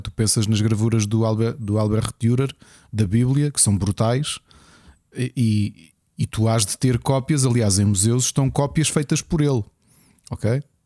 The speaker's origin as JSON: {"language": "Portuguese", "region": "Lisbon", "country": "Portugal", "said": "sou dos Olivais"}